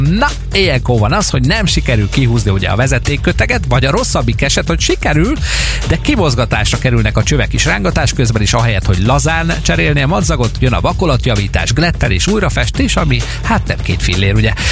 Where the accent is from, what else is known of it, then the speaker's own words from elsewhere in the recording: Békés, Hungary; Velünk Békés megyében, ahonnan származom